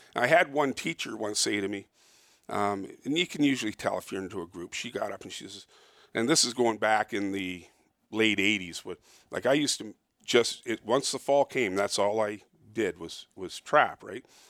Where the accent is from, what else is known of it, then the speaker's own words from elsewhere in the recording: Toronto, Ontario, Canada; I was born and raised in Toronto, but I don't live near Toronto